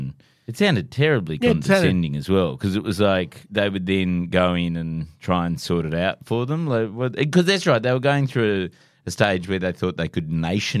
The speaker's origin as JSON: {"language": "English", "region": "Hawaii", "country": "United States", "tie": "born or raised there", "said": "Well, I grew up in Hawaii, so, you know."}